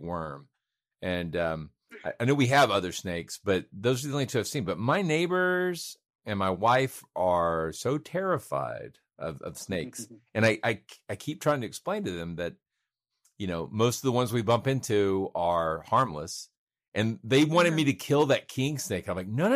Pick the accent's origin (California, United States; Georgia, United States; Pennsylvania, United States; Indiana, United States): Georgia, United States; Cartersville; my hometown in Cartersville